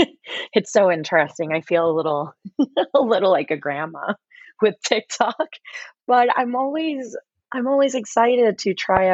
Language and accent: English; Puerto Rico; accent: Puerto Rican; somebody mentioned how they didn't notice my Puerto Rican accent.